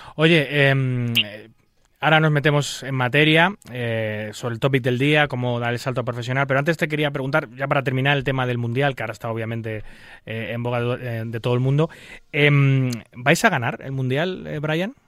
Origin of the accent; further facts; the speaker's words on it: Spain; en mi país